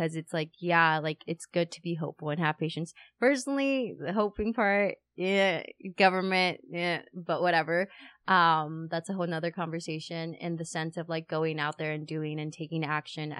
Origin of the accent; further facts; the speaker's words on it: Los Angeles, California, United States; We're from California, Los Angeles area